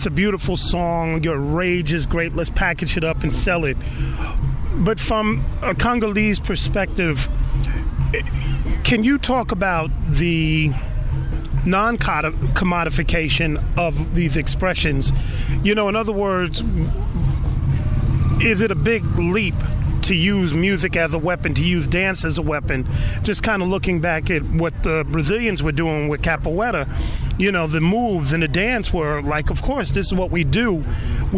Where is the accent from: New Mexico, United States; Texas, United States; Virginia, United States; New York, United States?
New York, United States; growing up in New York